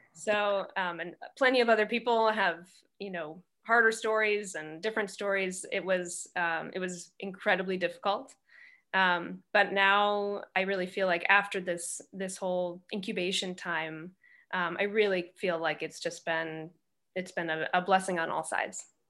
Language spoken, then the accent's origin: English; outside Milwaukee, Wisconsin, United States; moved away as an adult; also born or lived in Syracuse, New York / New York; I grew up outside Milwaukee